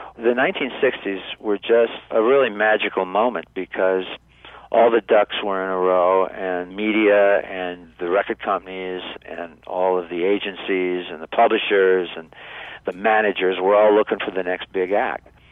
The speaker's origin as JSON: {"language": "English", "town": "Niles", "region": "Michigan", "country": "United States", "tie": "born or raised there", "said": "recorded back in high school in Niles, Michigan, my hometown"}